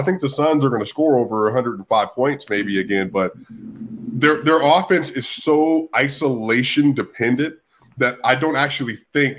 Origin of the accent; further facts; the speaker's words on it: Denver, Colorado, United States; I'm from Park Hill, Denver, Colorado. You know, we had a lot of Mexicans in the community when I was growing up